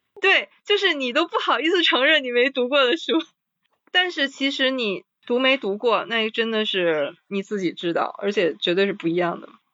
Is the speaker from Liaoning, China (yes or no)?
yes; Liaoning, China; 齐志英先生也是我们辽宁人嘛